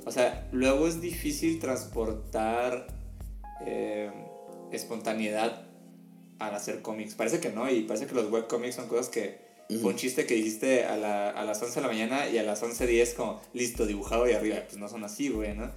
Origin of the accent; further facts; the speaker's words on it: Mexico; siendo mexicanos